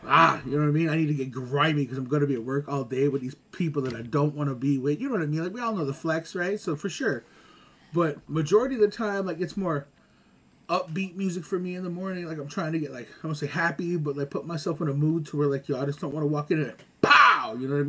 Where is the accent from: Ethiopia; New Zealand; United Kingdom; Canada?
Canada; Montreal, Quebec; also born or lived in Augusta, United States; I grew up here, well, Montreal, the States, like, I mean, Augusta, Georgia, LaSalle, Lachine, like, I've been.